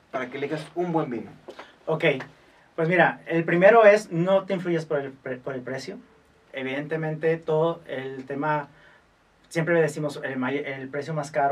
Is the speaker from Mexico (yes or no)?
yes; Mexico; más bien es como pensar que nosotros, como mexicanos, que a lo mejor nos falta un poquito ese tema